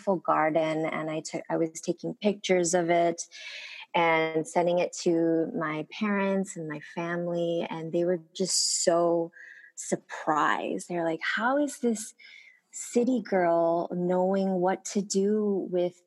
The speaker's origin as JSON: {"language": "English", "town": "Honolulu", "region": "Hawaii", "country": "United States", "tie": "born or raised there", "first_language": "Korean", "second_language": "English", "said": "growing up in Honolulu"}